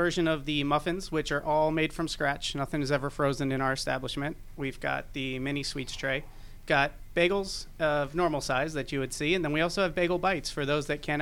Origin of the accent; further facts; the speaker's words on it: Miami, Florida, United States; moved away as an adult; also born or lived in Georgia; now in Atlanta, United States; I'm born and raised in Miami, Florida, 37 years. Opportunity came for me to move up to this beautiful state of Georgia